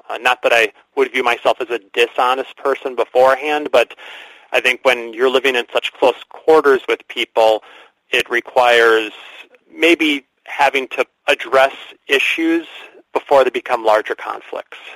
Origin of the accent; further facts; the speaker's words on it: Green Bay, Wisconsin, United States; moved away as an adult; now in Milwaukee, United States; I'm originally from Green Bay, Wisconsin